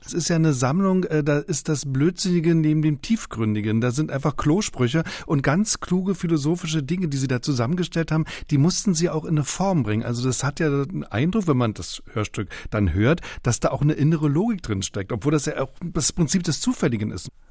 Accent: Germany; ich bin im Osten aufgewachsen

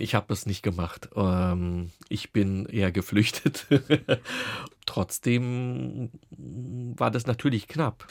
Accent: Offenbach am Main, Hesse, Germany; now in Berlin, Germany; So sind wir oder bin ich dann auch nach meinen beiden Schwestern in Offenbach geboren und auch groß geworden

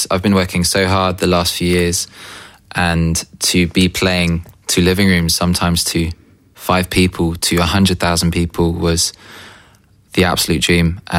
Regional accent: United Kingdom; now in Berlin, Germany; So I'm a British indie pop singer songwriter based in Berlin.

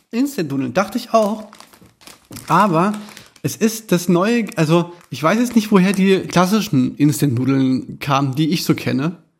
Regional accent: Germany; wir als Deutsche

